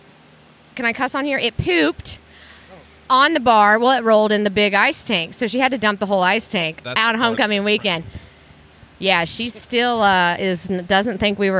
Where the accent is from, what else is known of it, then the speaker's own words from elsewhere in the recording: Kansas, United States; I grew up near Kansas City. Our ranch is near Emporia, Kansas, so like northeastern corner